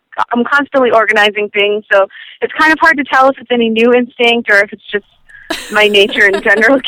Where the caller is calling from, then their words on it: Maine, United States; I'm from Maine.